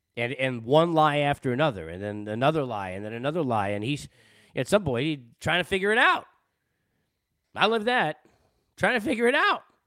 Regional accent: Long Island, New York, United States; moved away as an adult; also born or lived in Boston / Los Angeles; I'm a Jew from Long Island who at twenty years old was already, you know, living in Boston on my way to L

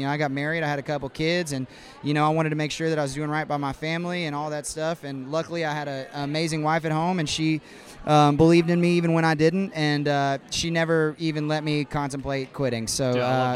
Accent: Austin, Texas, United States; now in Nashville, United States; I'm from Austin, Texas. I live in Nashville these days, but born and raised in Austin.

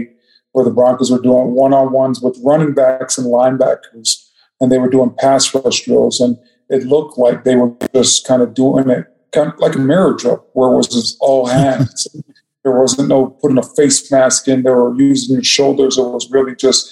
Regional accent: Toronto, Ontario, Canada; growing up in Section 8 in Toronto, Canada.

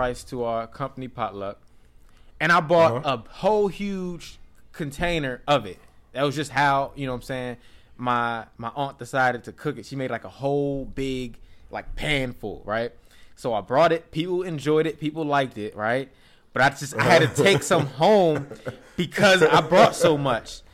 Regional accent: United States; I'm American

